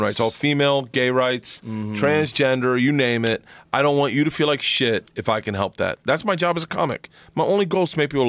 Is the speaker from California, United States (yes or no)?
no; Florida, United States; I was born in Florida